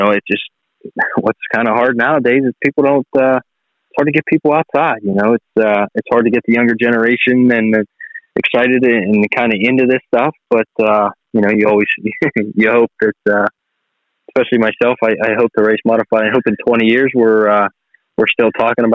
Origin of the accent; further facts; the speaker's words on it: Shenango Township, Pennsylvania, United States; also born or lived in Ellwood City, Pennsylvania; I'm from Elwood City, grew up in Shenango Township